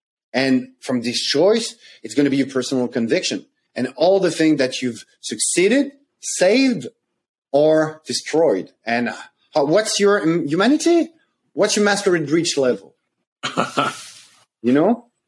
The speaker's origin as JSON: {"language": "English", "country": "France", "said": "I came from France."}